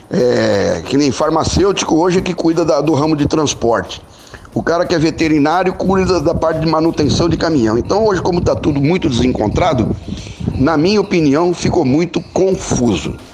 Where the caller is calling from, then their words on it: Uberaba, Minas Gerais, Brazil; sou aqui da cidade de Uberaba, Minas Gerais.